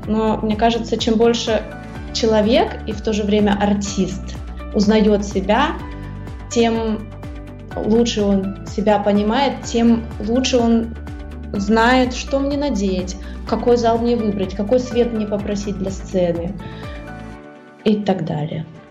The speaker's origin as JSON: {"language": "Russian", "country": "Russia", "first_language": "Russian", "moved": "as an adult", "said": "на русском языке, это мой родной язык"}